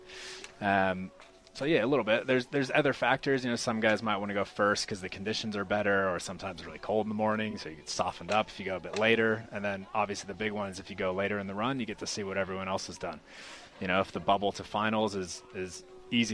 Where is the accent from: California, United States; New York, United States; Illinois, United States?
California, United States; moved away as an adult; now in New Zealand; I'm from California originally. Grew up the beach